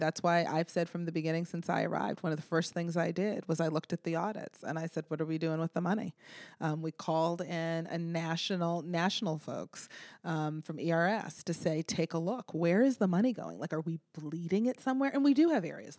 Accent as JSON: {"language": "English", "town": "Boston", "region": "Massachusetts", "country": "United States", "moved": "as an adult", "lives_now": "Baltimore, United States", "said": "I'm from Boston"}